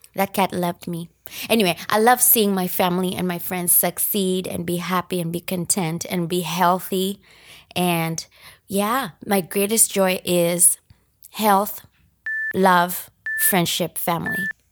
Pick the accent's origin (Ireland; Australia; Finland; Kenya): Kenya; Nairobi; moved away as an adult; also born or lived in Japan; now in United States; I grew up in Nairobi, Kenya, and as a result, I am Kenyan.